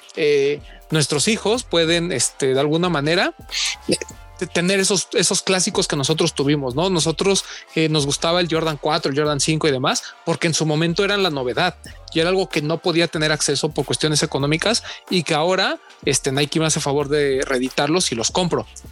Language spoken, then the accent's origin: Spanish; Mexico; yo soy de México